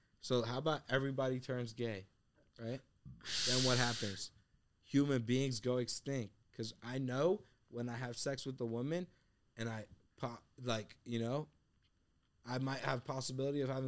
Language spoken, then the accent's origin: English; United States; also born or lived in Afghanistan; The country I was born